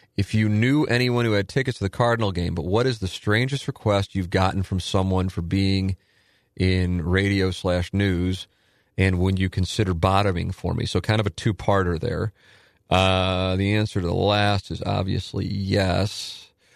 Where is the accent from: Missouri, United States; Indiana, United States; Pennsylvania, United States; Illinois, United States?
Missouri, United States; St. Louis; also born or lived in Palm Beach County; I'm in my hometown and I'm doing radio